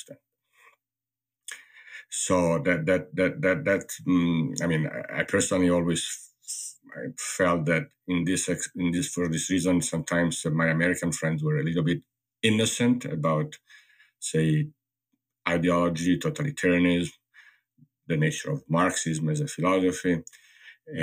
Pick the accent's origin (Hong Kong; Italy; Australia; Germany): Italy; moved away as an adult; now in United States; growing up in Italy and then living in the US